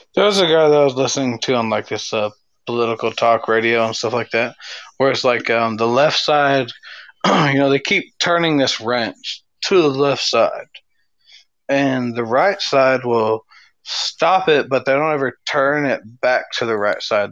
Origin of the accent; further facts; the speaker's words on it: California, United States; I was raised in California